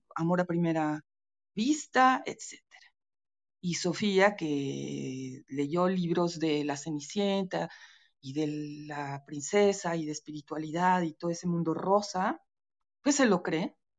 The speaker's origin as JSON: {"language": "Spanish", "region": "Veracruz", "country": "Mexico", "said": "soy veracruzana, soy de, mi familia es de Veracruz"}